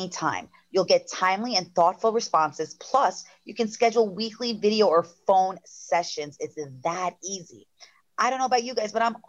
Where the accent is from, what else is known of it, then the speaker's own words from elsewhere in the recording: Long Island, New York, United States; accent: Long Island; my Long Island accent